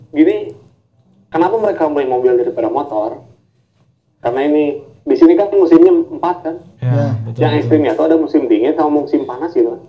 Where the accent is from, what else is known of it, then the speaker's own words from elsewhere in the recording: Indonesia; moved away as an adult; now in Japan; dari Indonesia kata saya dari Indonesia